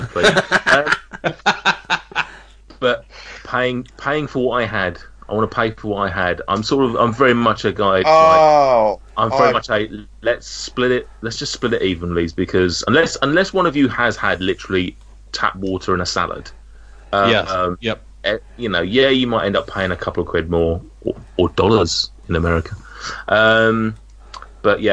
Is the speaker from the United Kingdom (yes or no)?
yes; United Kingdom; we're very British